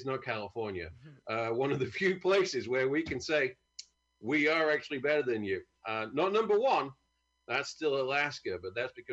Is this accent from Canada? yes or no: no; United Kingdom; I'm from a great country.